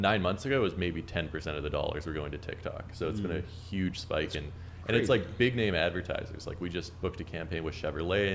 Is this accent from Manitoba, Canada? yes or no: yes; Winnipeg, Manitoba, Canada; moved away as an adult; now in New York City, United States; I grew up in Winnipeg, Canada, which is like right above Minnesota.